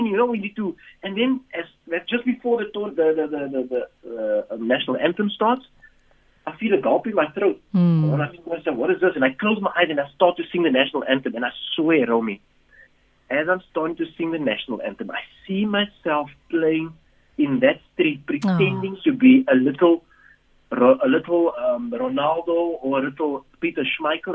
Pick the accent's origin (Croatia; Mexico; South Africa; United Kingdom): South Africa; Cape Town, Western Cape; we were growing up in Mitchell's Plain